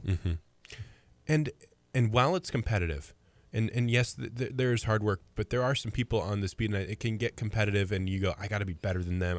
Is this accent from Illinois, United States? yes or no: yes; Mahomet, Illinois, United States; also born or lived in Farmer City, Illinois / Champaign, Illinois; I was born and raised in Muhammad. I was there for sixteen years.